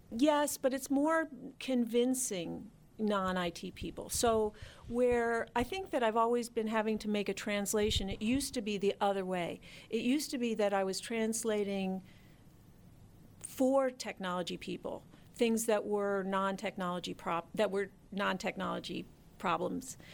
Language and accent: English; Philadelphia, Pennsylvania, United States; moved away as an adult; also born or lived in Washington, D.C. area; I'm from Philadelphia, and I had been in Philadelphia in banking